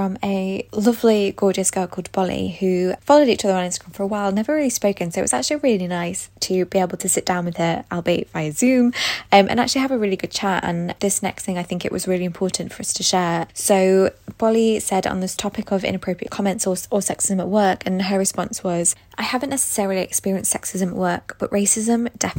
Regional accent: Thailand; But I'm from Thailand and I don't care.

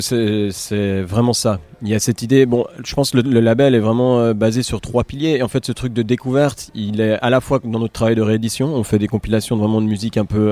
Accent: Geneva, Switzerland; chez nous, à Genève, ou dans la, en Suisse romande

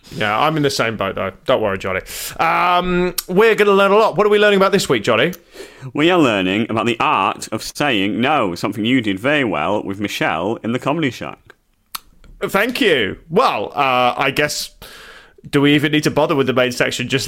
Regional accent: Orlando, Florida, United States; I'm saying I'm from Orlando. I'm saying charm.

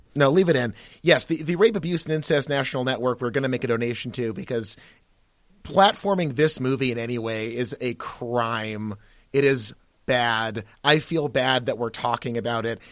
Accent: United States; I am American by virtue of, you know, my birth, where I live, where I pay taxes.

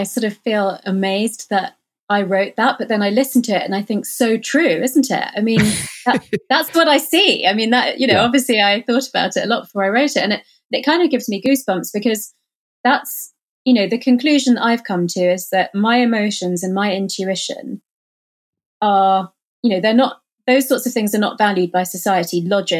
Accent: India; So I think being Indian and Hindu, or having that sort of, you know, Eastern philosophy, the sort of Buddhist, Hindu, Eastern philosophy, actually makes it quite easy to have that in your life

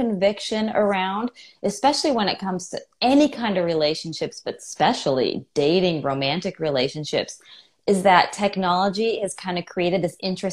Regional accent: California, United States; now in Atlanta, United States; I live in Atlanta, but I am from California

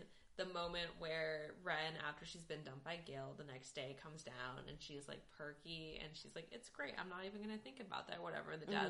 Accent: East Coast, United States; moved away; Growing up in the East Coast

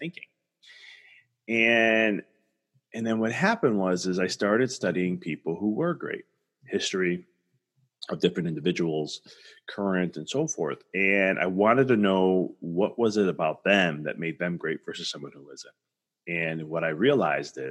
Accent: Chicago, Illinois, United States; I'm from Chicago

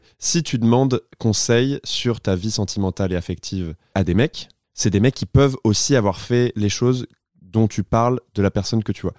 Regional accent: Tours, Centre-Val de Loire, France; moved away; also born or lived in Poitiers; je viens de Tours

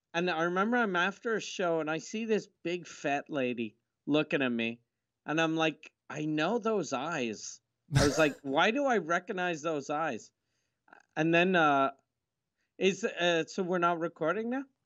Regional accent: Quebec, Canada; accent: Quebecois; I'm from Quebec, 'cause my mom's French

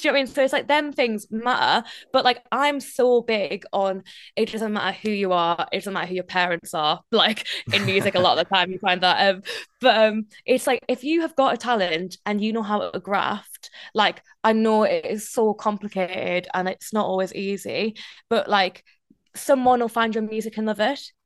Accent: North East England, United Kingdom; accent: Geordie; now in London, United Kingdom; I'm still very much Northeastern, but the moment I meet anyone else who's Geordie, my accent comes out, like, bigger and stronger

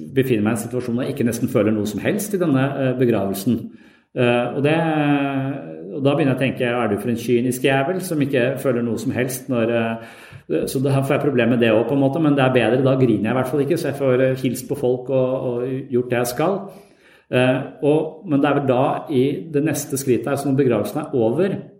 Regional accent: Tønsberg, Vestfold, Norway; moved away; der jeg vokste opp, i Tønsberg

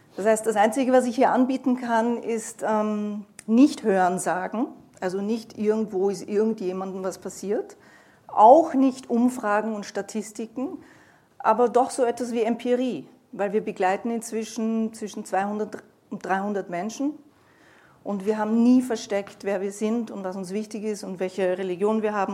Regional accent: Vienna, Austria; als Wiener Jüdin

